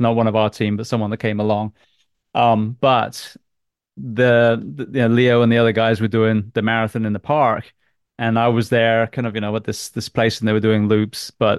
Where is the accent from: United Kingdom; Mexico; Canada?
United Kingdom; England; I'm English